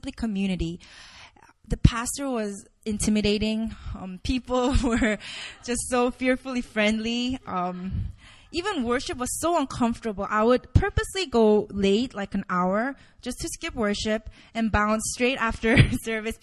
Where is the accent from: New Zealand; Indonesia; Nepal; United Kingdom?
Indonesia; now in South Korea; I grew up in Indonesia